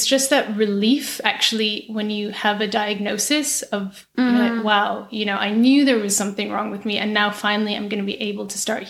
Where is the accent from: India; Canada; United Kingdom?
United Kingdom; Aberdeen, Scotland; moved away as an adult; also born or lived in England / Brussels; now in New York, United States; So not that you can tell by my accent, but I actually grew up in Aberdeen in Scotland. Mm-hmm. And then I went to uni in England, and then I moved to work in Brussels. And then from Brussels, I moved to New York.